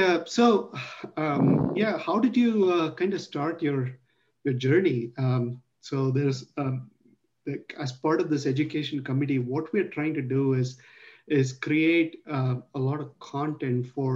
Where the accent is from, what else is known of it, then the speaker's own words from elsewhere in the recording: Mumbai, Maharashtra, India; I grew up in Mumbai, Bombay